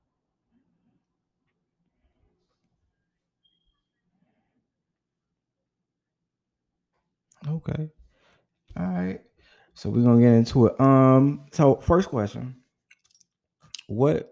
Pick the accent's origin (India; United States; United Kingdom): United States; Chicago, Illinois; I'm actually from Chicago. Yeah, I'm considered a northern southern city boy